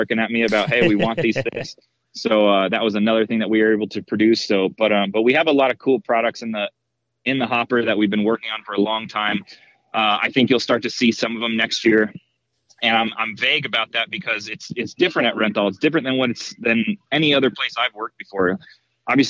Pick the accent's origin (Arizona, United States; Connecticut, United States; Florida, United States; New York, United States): Florida, United States; moved away as an adult; now in California, United States; I'm born and raised in Florida. I moved out to California in 2008 to take a job at Pro Circuit.